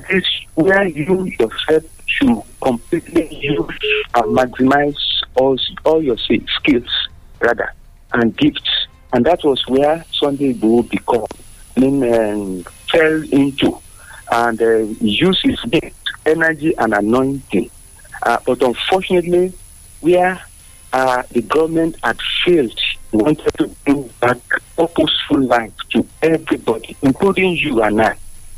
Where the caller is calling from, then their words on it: Abeokuta, Ogun State, Nigeria; from Abeokuta.